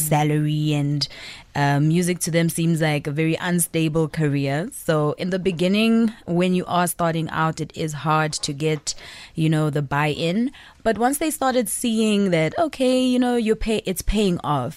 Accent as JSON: {"language": "English", "country": "Zambia", "moved": "yes", "lives_now": "South Africa", "said": "I'm originally from Zambia, but I'm based in South Africa"}